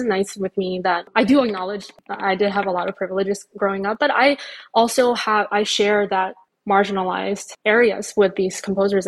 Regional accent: China; now in Nashville, United States; I'm an immigrant too, I grew up in China.

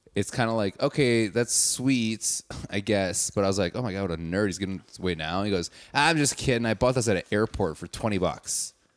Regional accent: Wauwatosa, Wisconsin, United States; I'm from Wauwatosa, which is like a suburb

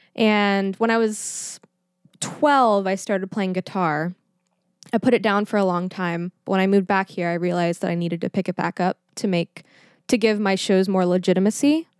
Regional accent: Schertz, Texas, United States; now in Pittsburgh, United States; I am from a little town called Schertz, Texas

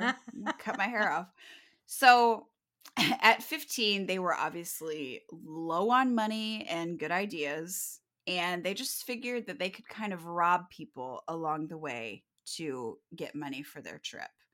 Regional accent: Kirksville, Missouri, United States; Kirksville is my hometown

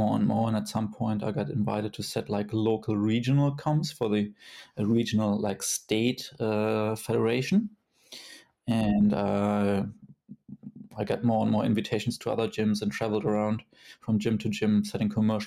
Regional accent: Kassel, Hesse, Germany; my hometown, Kassel

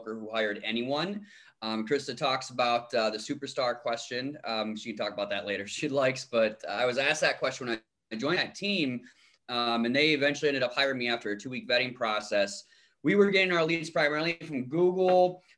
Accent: Riceville, Iowa, United States; moved away as an adult; now in Rochester, United States; a small town Iowa boy. I was born in Riceville, Iowa

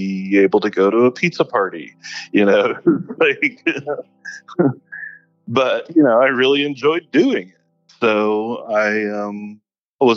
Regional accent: Kansas City, Missouri, United States; moved away; Missouri wasn't the friendliest of places for me growing up

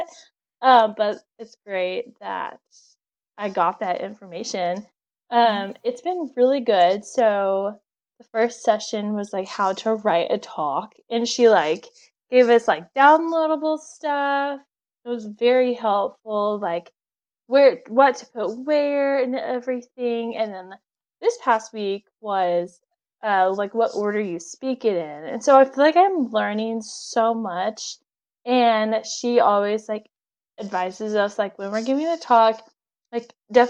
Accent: Texas, United States; moved away as an adult; also born or lived in Tulsa, Oklahoma; now in Oklahoma, United States; I'm from Texas. So I was at my parents' house in Texas.

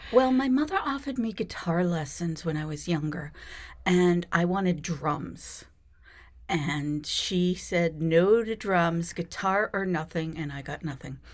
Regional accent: Boston, Massachusetts, United States; born in Boston

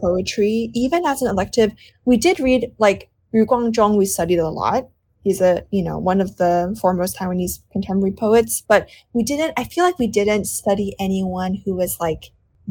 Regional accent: Hong Kong; moved away; I grew up in Hong Kong

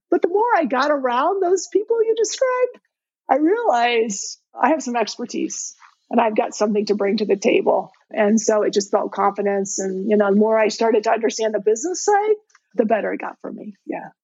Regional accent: Indiana, United States; I'm born and raised in Indiana

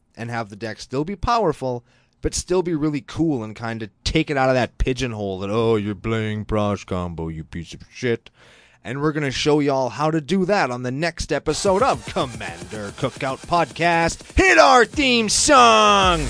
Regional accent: Canada; I'm Canadian

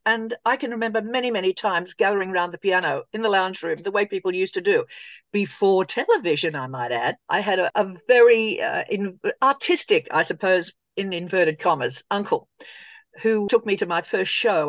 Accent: Sydney, New South Wales, Australia; I grew up in Sydney going to see all the old musicals.

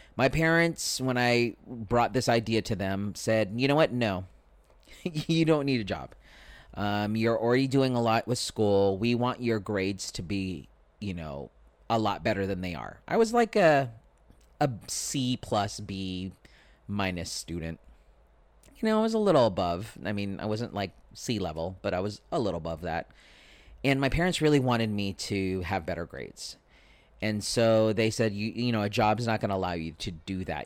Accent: Spring Valley, United States; Where I grew up in Spring Valley, there was no Burger King

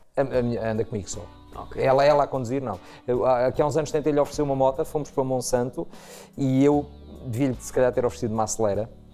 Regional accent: Proença Nova, Centro, Portugal; cresci em Proença Nova, Zona Centro

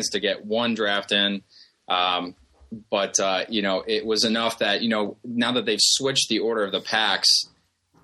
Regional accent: Columbus, Ohio, United States; I work with a company from my hometown. I'm from Columbus, Ohio

